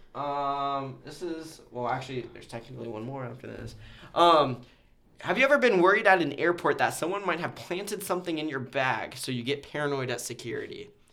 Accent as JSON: {"language": "English", "region": "Nebraska", "country": "United States", "said": "I'm a Nebraskan"}